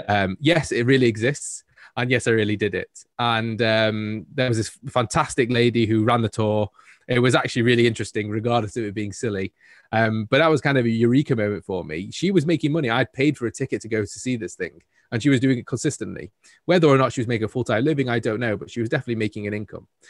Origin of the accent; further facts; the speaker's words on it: Manchester, North West England, United Kingdom; I am a Mancunian, born and bred.